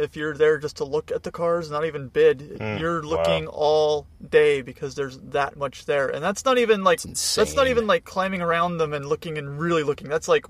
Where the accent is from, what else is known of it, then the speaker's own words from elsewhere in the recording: Tucson, Arizona, United States; So I grew up in Tucson